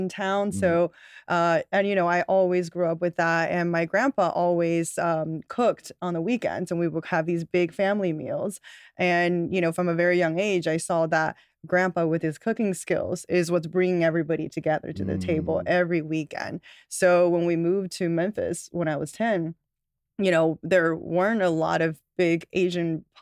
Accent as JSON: {"language": "English", "town": "Chengdu", "region": "Sichuan", "country": "China", "tie": "born or raised there", "moved": "yes", "lives_now": "United States", "said": "I'm actually an immigrant. I grew up in China in this really special province called Sichuan."}